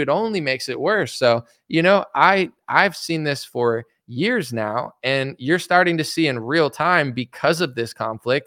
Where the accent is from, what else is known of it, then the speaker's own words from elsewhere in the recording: United States; as an American that loves America